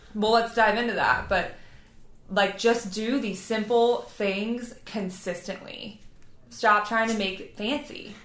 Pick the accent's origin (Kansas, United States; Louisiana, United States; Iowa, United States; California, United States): Louisiana, United States; twenty minutes from New Orleans; I am not from there. I am from Louisiana